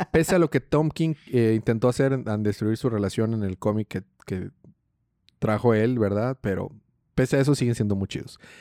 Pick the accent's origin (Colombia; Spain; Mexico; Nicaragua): Mexico; Yo soy mexicano